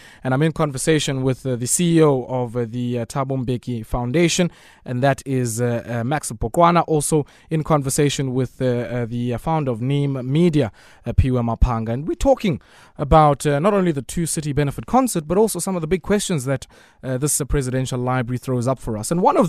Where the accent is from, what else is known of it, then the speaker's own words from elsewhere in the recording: Komani, Eastern Cape, South Africa; I understand he learnt it in Scanlan Street, in my hometown, actually, Komani.